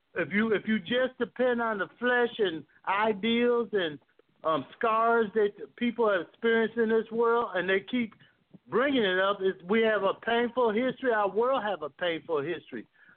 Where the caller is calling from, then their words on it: Fort Worth, Texas, United States; I'm from Fort Worth, Texas.